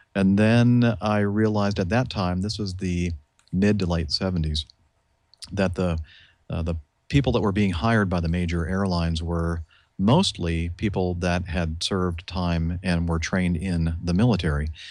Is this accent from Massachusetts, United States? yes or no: no; Southern California, United States; I grew up in Southern California.